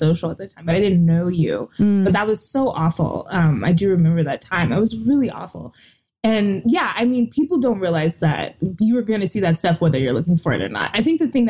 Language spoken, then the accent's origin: English; Texas, United States; I'm from Texas